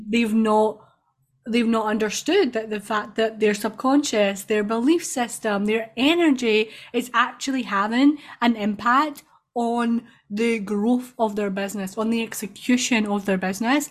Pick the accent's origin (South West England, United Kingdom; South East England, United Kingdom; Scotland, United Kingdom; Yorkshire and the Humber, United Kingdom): Scotland, United Kingdom; I'm from Scotland.